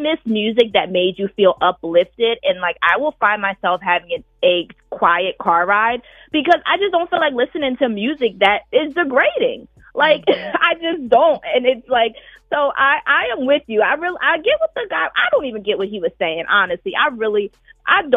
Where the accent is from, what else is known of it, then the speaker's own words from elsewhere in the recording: Philadelphia, Pennsylvania, United States; I'm from Philly